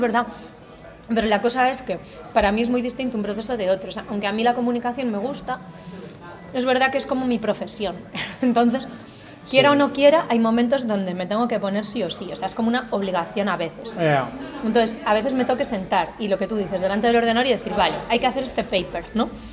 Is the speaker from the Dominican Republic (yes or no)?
no; Galicia, Spain; accent: gallego; moved away as an adult; Yo nací, e crecí en Galicia hasta los 18 años